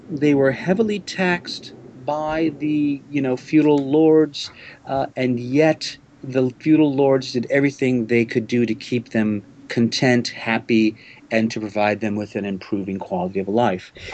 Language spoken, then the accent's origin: English; New Orleans, Louisiana, United States; now in Japan; I grew up in New Orleans in the United States